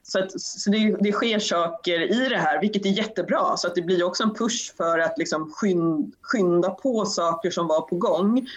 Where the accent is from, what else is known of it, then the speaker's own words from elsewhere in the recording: Sweden; som svensk